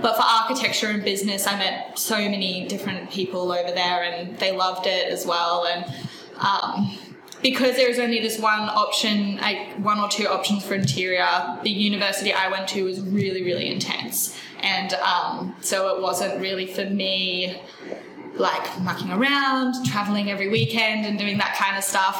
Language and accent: English; Mackay, Queensland, Australia; moved away as an adult; now in Brisbane, Australia; I grew up in Mackay, Queensland.